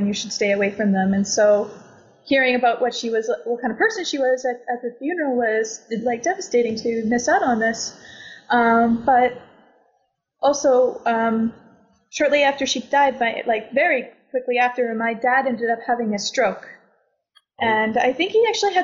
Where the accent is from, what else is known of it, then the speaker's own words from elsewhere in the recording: Canada; now in Portugal; I'm from Canada